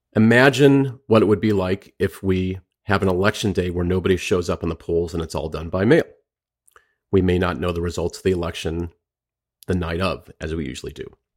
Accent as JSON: {"language": "English", "town": "Berkeley", "region": "California", "country": "United States", "tie": "born or raised there", "also_born_or_lived": "Orinda, California / Oakland, California / San Francisco, California", "moved": "as an adult", "lives_now": "Washington, D.C., United States", "said": "I grew up in Berkeley, and Orinda, went to school in Oakland"}